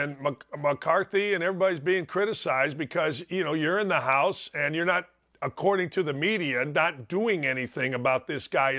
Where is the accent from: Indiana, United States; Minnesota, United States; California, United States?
Indiana, United States; Gary; I grew up in Gary, Indiana, murder capital of the United States